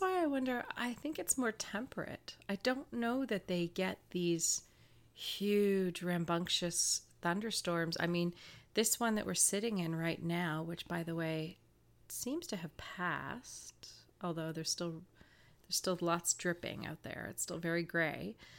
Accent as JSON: {"language": "English", "town": "Woodstock", "region": "New Brunswick", "country": "Canada", "tie": "born or raised there", "said": "my hometown in Woodstock, New Brunswick"}